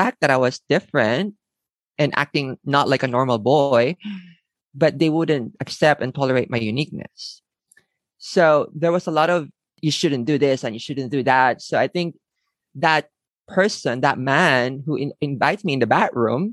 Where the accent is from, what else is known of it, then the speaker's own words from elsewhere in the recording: Manila, Metro Manila, Philippines; moved away as an adult; now in Tokyo, Japan; I was born and raised in the Philippines